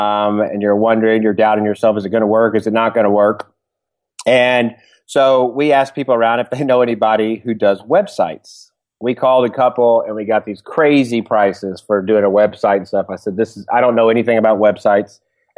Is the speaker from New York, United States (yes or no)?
no; Dallas, Texas, United States; now in California, United States; I'm from Dallas, Texas, and I moved about 4.5 years ago to California to work for Tom's Shoes.